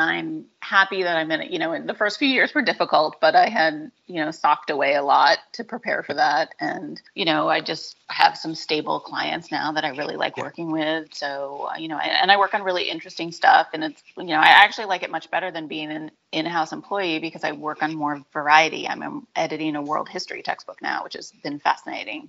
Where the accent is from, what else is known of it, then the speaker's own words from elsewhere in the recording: New England, United States; I grew up in New England